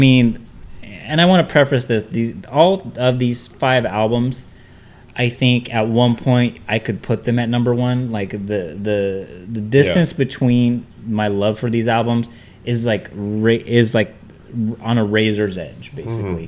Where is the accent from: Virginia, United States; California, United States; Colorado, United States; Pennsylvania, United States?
California, United States; Bakersfield; Art and I, we grew up in East Bakersfield